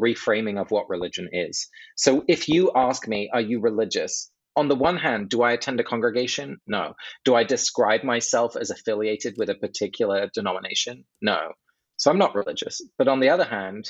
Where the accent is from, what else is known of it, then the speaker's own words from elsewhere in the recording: England, United Kingdom; moved away; I grew up in England